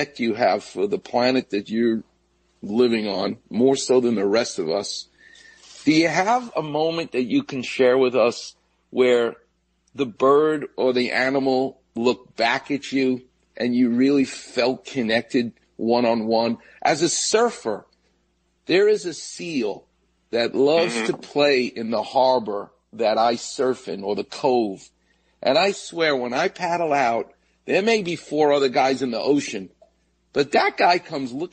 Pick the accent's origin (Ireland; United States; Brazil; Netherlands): United States; New York; now in Los Angeles, United States; I grew up on Jamaica Bay, where the jets and planes would land at JFK